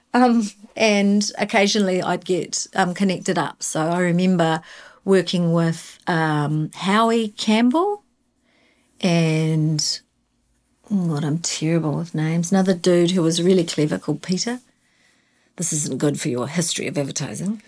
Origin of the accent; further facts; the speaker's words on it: Invercargill, Southland, New Zealand; moved away as an adult; I grew up in Invercargill. I was embarrassed when I was eighteen and I left